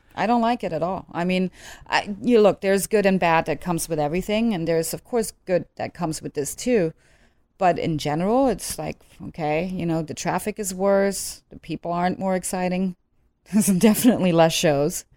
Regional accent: Netherlands; moved away as an adult; also born or lived in Germany; now in Los Angeles, United States; growing up in Holland, I mean, I don't have any Dutch blood per se

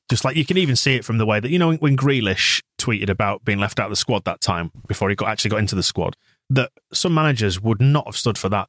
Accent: England, United Kingdom; we're all English

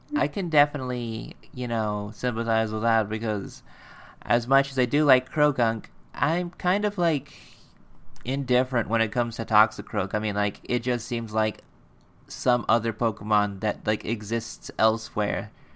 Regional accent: United States; we're American

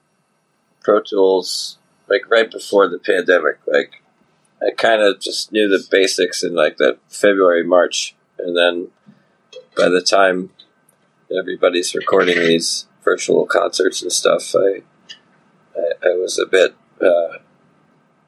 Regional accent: Providence, Rhode Island, United States; also born or lived in Nashville; I grew up in Providence

